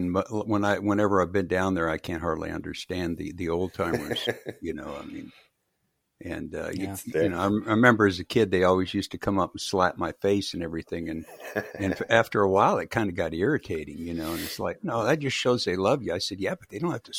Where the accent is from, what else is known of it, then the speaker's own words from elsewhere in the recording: Lake Charles, Louisiana, United States; born there; Hey, yo, Cajun. I was born in Lake Charles, so I won't even tell you what they call us.